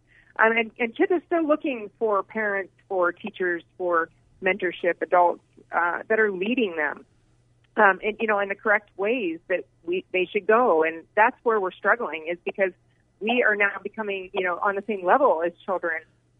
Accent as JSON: {"language": "English", "region": "Indiana", "country": "United States", "tie": "born or raised there", "also_born_or_lived": "Arizona", "moved": "as an adult", "lives_now": "Scottsdale, United States", "said": "I grew up in Indiana and moved to Arizona probably about 2 decades ago with my husband"}